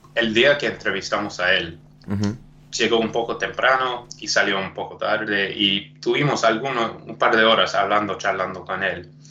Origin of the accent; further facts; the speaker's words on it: South Africa; Spanish is a second language; yo nací en Sudáfrica.